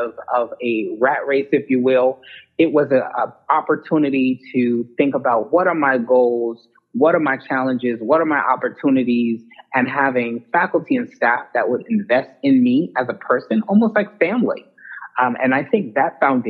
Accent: New York City, New York, United States; moved away as an adult; also born or lived in Westchester County, New York / Huntsville, Alabama; I'm originally from New York City, grew up in the Bronx and Lower Westchester County

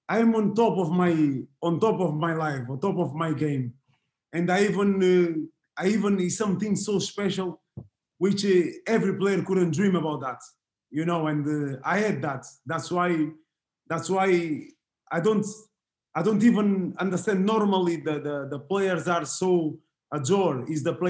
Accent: Portugal; English is a second language; moved away as an adult; I grew up in Portugal

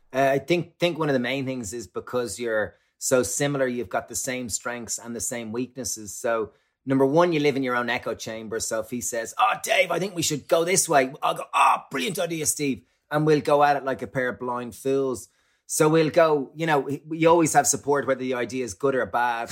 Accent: Ireland; growing up in Ireland

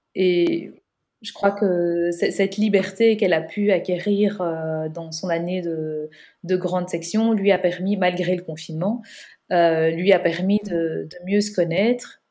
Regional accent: Belgium; on est belge

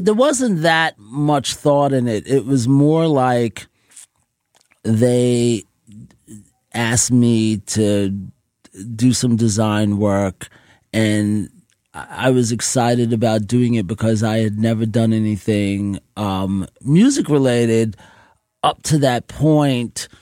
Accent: New York City, New York, United States; growing up in Jamaica, Queens

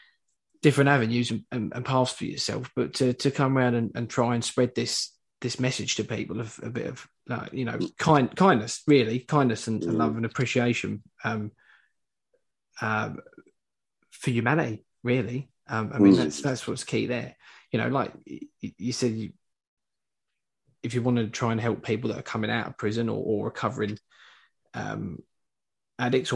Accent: London, United Kingdom; now in Essex, United Kingdom; I'm from Hackney originally, but I live in Essex now.

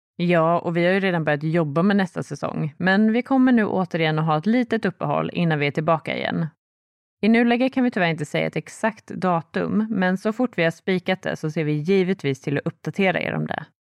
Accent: Sweden; här hemma i Sverige

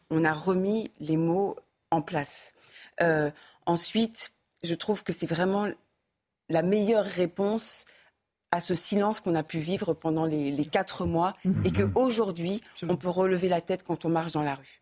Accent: France; en tant que Français

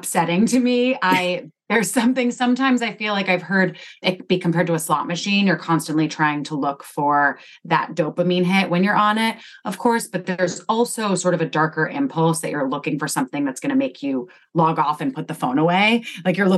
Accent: Connecticut, United States; I grew up in Connecticut and I live there now.

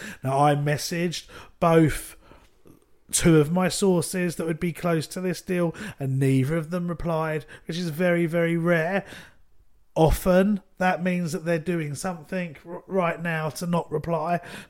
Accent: Ireland; Yeah, possibly. Although Celtic, as an Irishman...

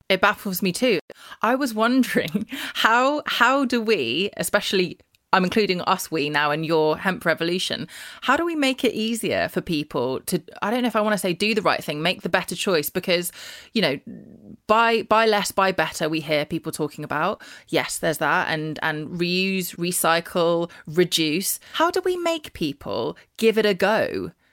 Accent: London, United Kingdom; I'm a Londoner

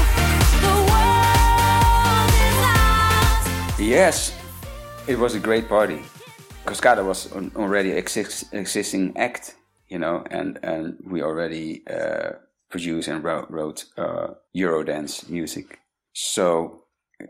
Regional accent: Rotterdam, South Holland, Netherlands; moved away; I'm from Rotterdam originally.

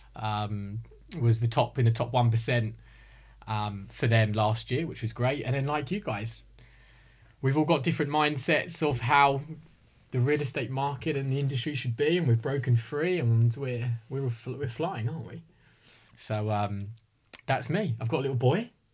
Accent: Hertfordshire, East of England, United Kingdom; born and bred in Hertfordshire.

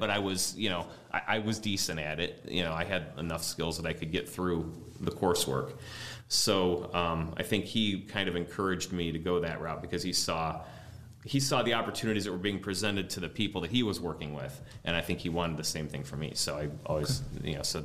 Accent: Lakewood, Ohio, United States; I grew up in Lakewood

